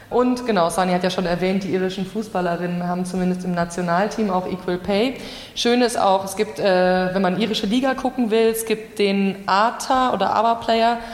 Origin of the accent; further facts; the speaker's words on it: Germany; ich als Deutsche